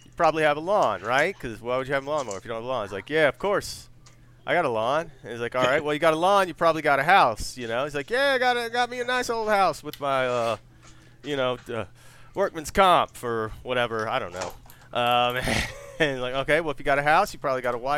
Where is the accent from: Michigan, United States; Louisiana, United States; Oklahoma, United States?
Louisiana, United States; Cajun country; growing up in Cajun country